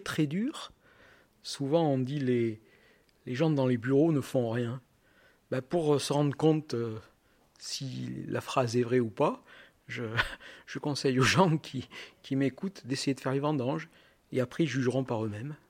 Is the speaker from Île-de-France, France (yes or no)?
no; Aurillac, Auvergne-Rhône-Alpes, France; je viens du centre de la France, je viens d'Aurillac